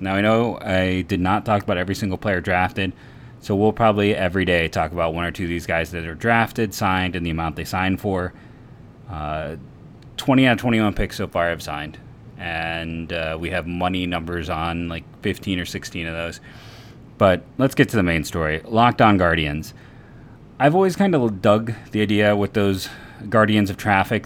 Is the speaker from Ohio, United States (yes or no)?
yes; Copley, Ohio, United States; I am from Copley